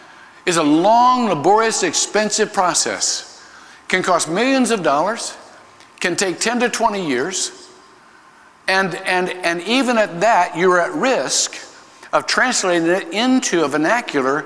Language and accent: English; Ohio, United States; moved away; I was born in Ohio